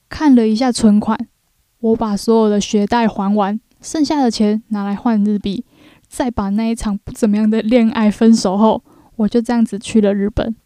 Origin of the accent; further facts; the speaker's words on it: Taiwan; also born or lived in Japan; 我们是来自台湾啊